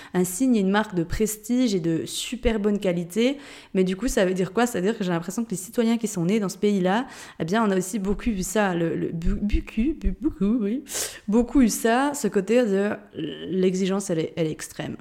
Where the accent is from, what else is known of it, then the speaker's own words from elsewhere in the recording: Jura, Switzerland; accent: Jurassien; moved away; je viens d'un pays de Suisse. Je pense que tu l'as entendu avec mon accent. Il me semble que je le perds pas, mon accent jurassien